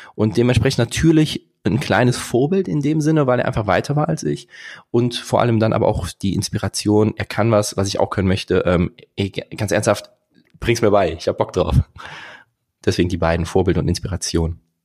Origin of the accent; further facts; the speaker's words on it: Bornheim, North Rhine-Westphalia, Germany; ich komme aus Bornheim zwischen Köln und Bonn